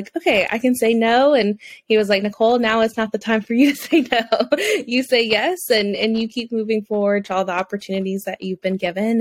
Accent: Louisiana, United States; accent: southern; also born or lived in Alabama; now in Florida, United States; I grew up in Louisiana, and then I lived in Alabama for 5 years, and now I live in Florida. So I feel like you'll probably hear my southernness come out at times

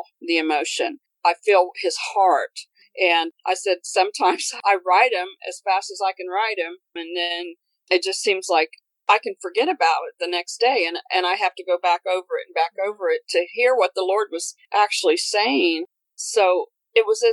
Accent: Connersville, Indiana, United States; I'm from Indiana, Connersville, Indiana

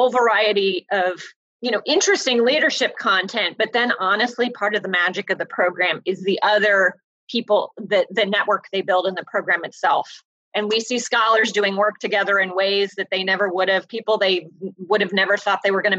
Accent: Indiana, United States; moved away; my home state senator, Dan Coats

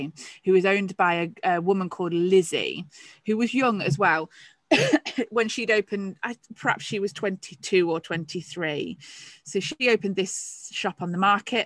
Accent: England, United Kingdom; I was the only English shopkeeper on there.

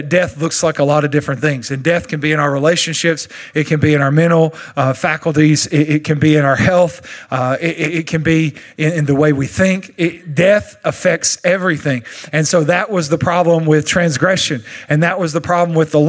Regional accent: Longview, Texas, United States; accent: East Texan; I'm from Longview, and we don't really even speak English here. It's more a thing that we do called Texan, East Texan

